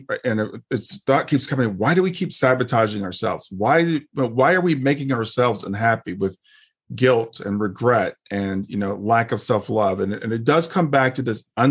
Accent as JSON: {"language": "English", "country": "United States", "tie": "born or raised there", "said": "I grew up in America"}